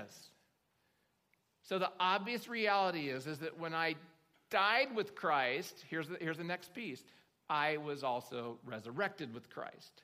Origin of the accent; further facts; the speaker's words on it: Oklahoma, United States; I grew up in Oklahoma